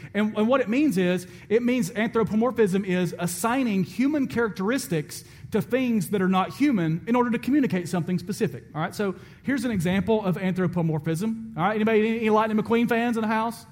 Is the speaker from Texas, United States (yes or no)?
no; Alabama, United States; I'm from Alabama